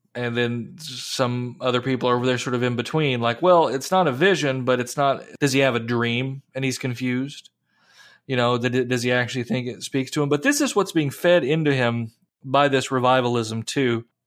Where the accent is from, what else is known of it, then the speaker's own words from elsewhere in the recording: Appalachia, United States; growing up in Appalachia and stories from my grandmother